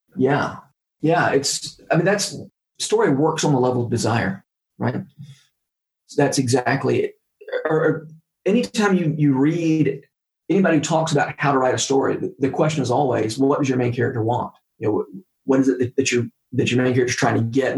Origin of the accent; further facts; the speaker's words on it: Warner Robins, Georgia, United States; moved away as an adult; also born or lived in Nashville, Tennessee; I went down to my hometown for the summer to, to work on a remodeling crew